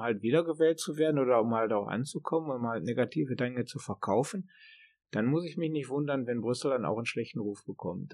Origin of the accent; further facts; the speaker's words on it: Germany; now in Sweden; als Deutscher kann man ja hier gut leben